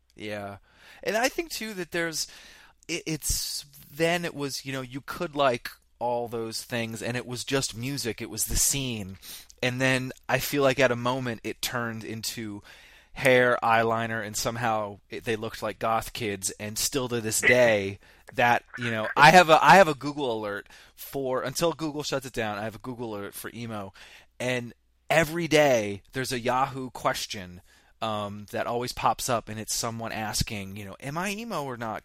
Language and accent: English; Vermont, United States; I grew up in Vermont